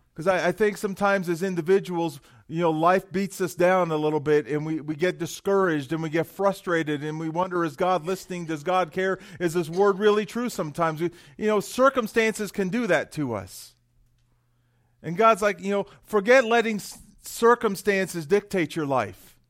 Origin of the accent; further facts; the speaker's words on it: San Jose, California, United States; moved away as an adult; also born or lived in Florida; now in Estes Park, United States; I was born and raised in San Jose, California